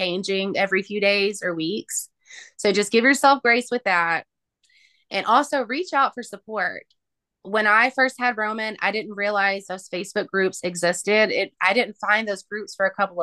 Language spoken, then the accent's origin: English; Tennessee, United States; my hometown